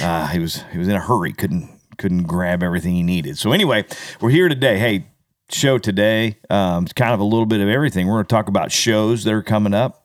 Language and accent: English; United States; growing up in America, being an American and a proud American